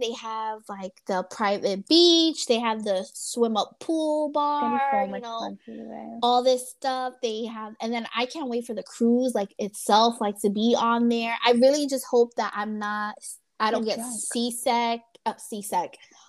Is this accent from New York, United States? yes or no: yes; New York, United States; moved away; I'm from New York